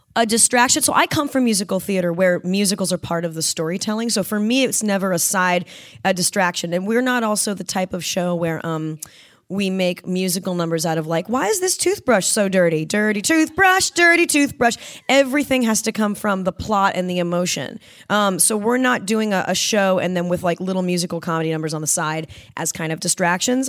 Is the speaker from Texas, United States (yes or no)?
no; Southern California, United States; growing up in Southern California